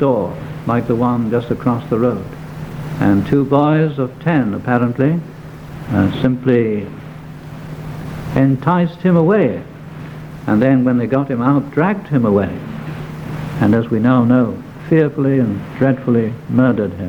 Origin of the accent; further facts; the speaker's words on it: near Warrington, North West England, United Kingdom; I went to school, I may tell you, very close to Warrington